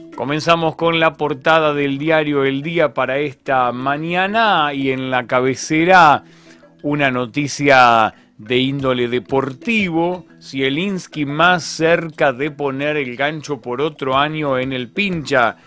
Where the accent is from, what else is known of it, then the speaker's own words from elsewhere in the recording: San José de la Esquina, Santa Fe, Argentina; moved away; mientras yo viví en esa localidad, en San José de la Esquina, al sur de la provincia de Santa Fe